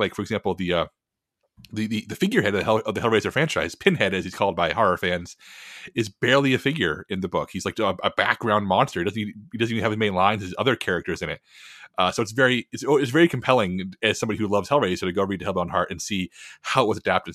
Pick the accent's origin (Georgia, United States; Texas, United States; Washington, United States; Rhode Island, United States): Texas, United States; I love being a Texan